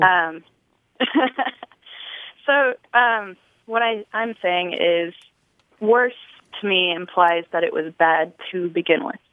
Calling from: Nashville, Tennessee, United States; I'm calling from Nashville, Tennessee

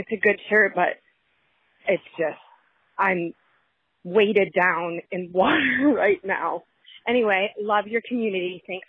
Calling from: Kansas City, United States; I'm calling from Kansas City.

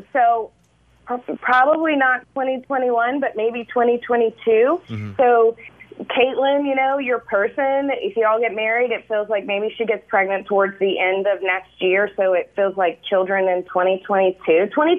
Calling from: Belize; I'm calling from Belize. We moved to Belize a year ago in July

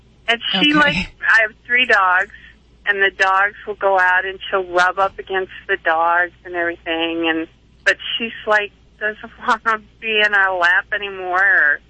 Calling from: Atlanta, Georgia, United States; Atlanta, Georgia.

